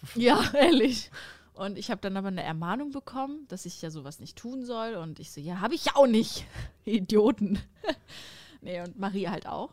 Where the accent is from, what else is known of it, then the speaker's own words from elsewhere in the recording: Sauerland, North Rhine-Westphalia, Germany; moved away as an adult; now in Cologne, Germany; Ich wohne jetzt in Köln, aber das Sauerland, das ist einfach meine Heimat.